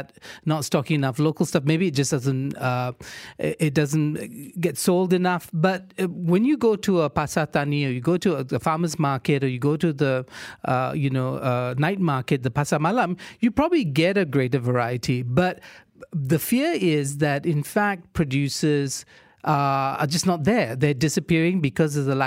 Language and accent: English; Johor Bahru, Johor, Malaysia; growing up in Johor Bahru, I was living in the city, but, you know, it was suburban Johor Bahru in the 70s